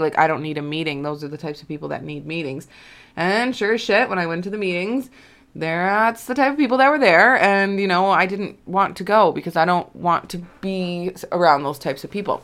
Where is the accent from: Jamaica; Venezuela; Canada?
Canada; Alberta; moved away as an adult; also born or lived in Kelowna, British Columbia; when I moved away from my hometown, like, I'm, I'm not, like, from a town, I guess I'm from a city. Um, but I'm, you know, I'm from, like, Alberta